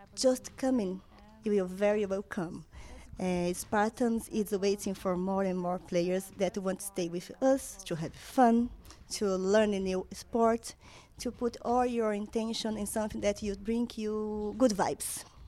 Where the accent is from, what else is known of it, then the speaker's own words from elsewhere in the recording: Brazil; moved away as an adult; now in Ireland; I'm from Brazil